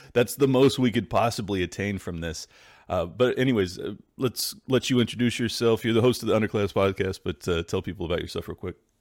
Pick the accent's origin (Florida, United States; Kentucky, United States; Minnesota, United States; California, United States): California, United States; San Diego; I grew up in San Diego